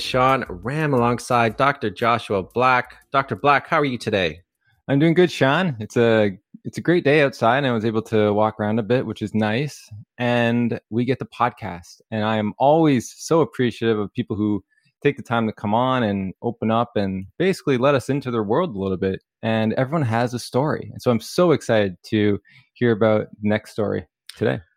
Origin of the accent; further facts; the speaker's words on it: Canada; we're from Canada